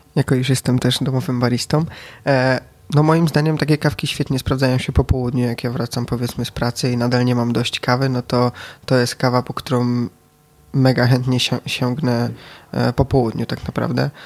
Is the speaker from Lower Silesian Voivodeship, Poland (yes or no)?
yes; Wrocław, Lower Silesian Voivodeship, Poland; Jestem z Wrocławia, jestem z palarni Etno Cafe